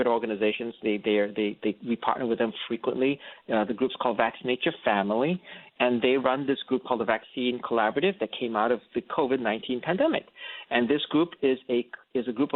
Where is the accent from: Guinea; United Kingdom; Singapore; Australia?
Singapore; moved away as an adult; also born or lived in North Carolina, United States; now in United States; I'm actually originally from Singapore, and I came over here and I went to Duke University